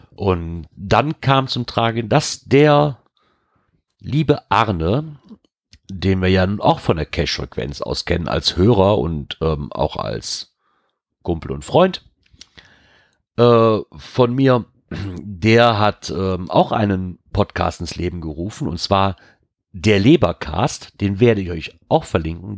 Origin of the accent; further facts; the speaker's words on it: Germany; ich als Deutscher